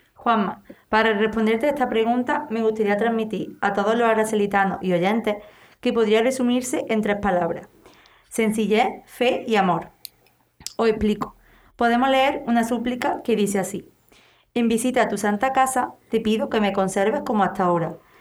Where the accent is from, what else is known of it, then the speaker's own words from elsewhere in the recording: Lucena, Andalusia, Spain; nuestro pueblo, Lucena